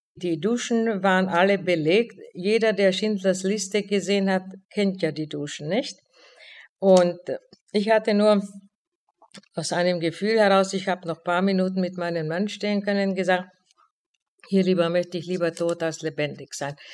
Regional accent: Olomouc, Olomouc Region, Czechia; moved away as an adult; now in Frankfurt, Germany; Ich fuhr nach Olmütz in meine Heimatstadt

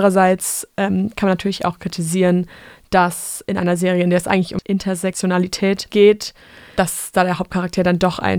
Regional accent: France; German is a second language; Ich komme aus Frankreich und das französische Schulsystem ist mega weit da nach hinten.

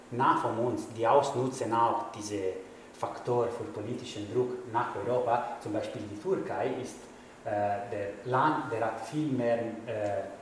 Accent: Italy; German is a second language; ich kann auch sagen, ich bin Italiener, dass es gibt auch viele Leute, die in Italien kommen

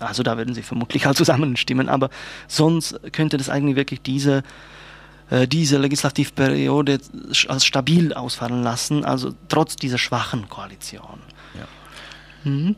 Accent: Czechia; German is a second language; now in Germany; als Tscheche

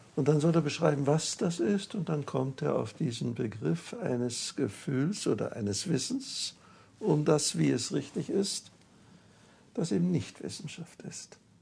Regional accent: Wrocław, Lower Silesian Voivodeship, Poland; moved away; Ich bin im Breslauer, in Breslau aufgewachsen.

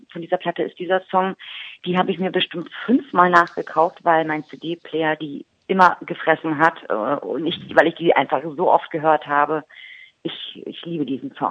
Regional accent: Berlin, Germany; accent: Berlin; Mein, mein, mein äh, Dialekt, mein Berliner Dialekt ist so stark ausgeprägt, dass ich, glaube ich, Kölsch gar nicht lernen kann.

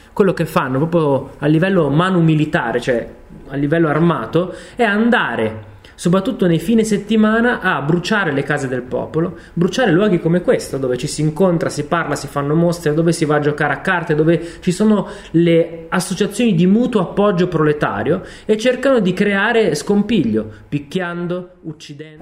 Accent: Italy; nel mio paese, in Italia

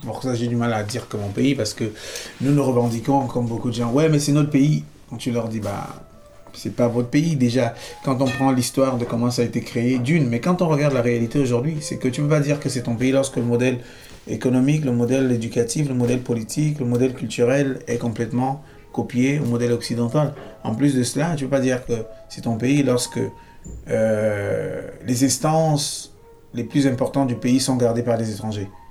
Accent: Cameroon; moved away as an adult; also born or lived in Brazil; now in France; je suis né au Cameroun, j'ai grandi là-bas

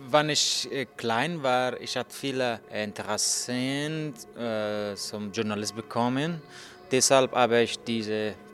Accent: Afghanistan; German is a second language; moved away as an adult; now in Berlin, Germany; ich komme aus Afghanistan. Äh, ich wohne hier in Berlin seit 23 Monaten. Äh, ich bin 35 Jahre alt.

